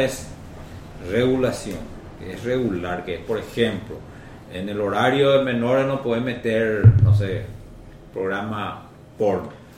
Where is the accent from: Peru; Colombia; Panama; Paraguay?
Paraguay; todos los paraguayos decimos